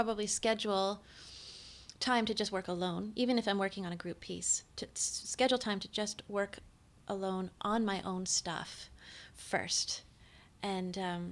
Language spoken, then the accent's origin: English; West Coast, Canada; I was from the West Coast